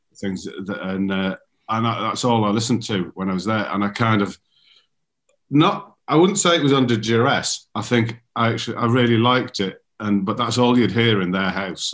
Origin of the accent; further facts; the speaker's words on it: Darlington, North East England, United Kingdom; moved away; also born or lived in London; our mutual friend Alan Davidson, who I grew up with in Darlington